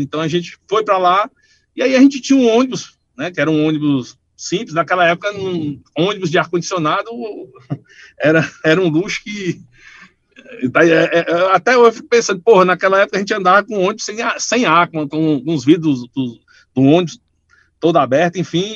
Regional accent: Paracuru, Ceará, Brazil; eu não nasci no Paracuru, mas fui criado lá

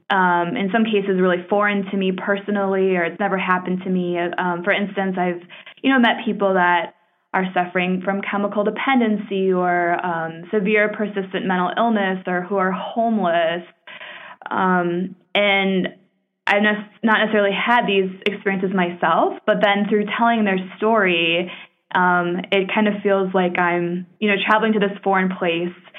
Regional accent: Minneapolis, Minnesota, United States; I ultimately came back to my hometown of Minneapolis in 2013

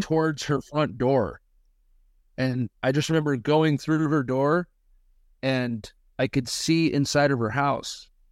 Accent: Missouri, United States; we're from Missouri, live in Missouri

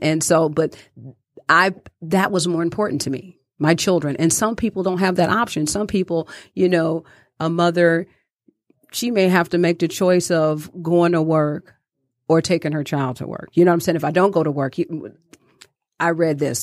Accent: Detroit, Michigan, United States; growing up in Detroit, I watched my grandmother

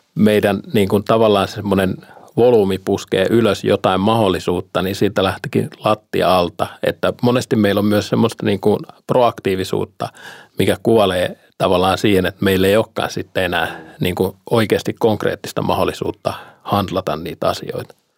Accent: Finland; now in Bulgaria; me suomalaiset

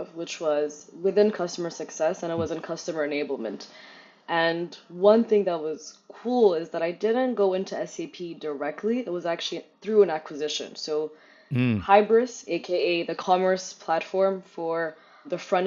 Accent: Addis Ababa, Ethiopia; moved away as an adult; also born or lived in Germany; I'm raised in the capital city of Addis Ababa

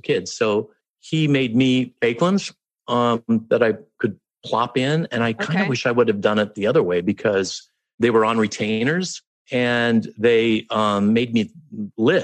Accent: Chicago suburbs, Illinois, United States; moved away as an adult; also born or lived in Ohio; I was born in Ohio, but I grew up in the Chicago suburbs

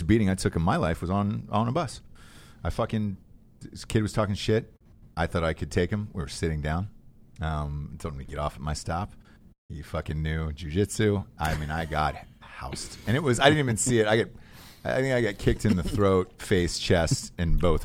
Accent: Georgia, United States; I grew up in Georgia

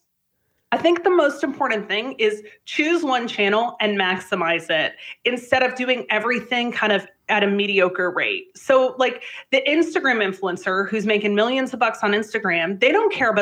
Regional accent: Canada; I'm Canadian

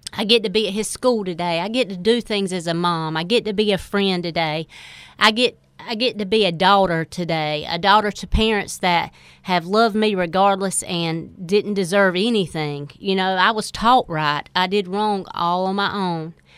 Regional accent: Four Oaks, North Carolina, United States; I grew up in Four Oaks

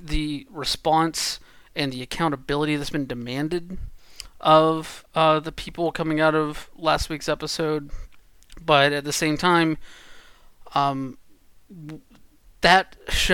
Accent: Georgia, United States; I grew up in Georgia.

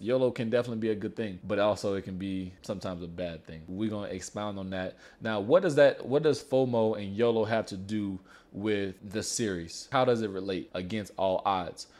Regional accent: Louisiana, United States; now in El Paso, United States; I'm from Louisiana

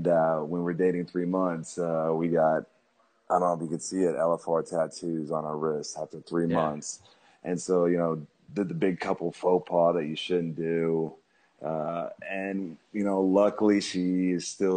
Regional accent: Oklahoma, United States; Growing up in Oklahoma

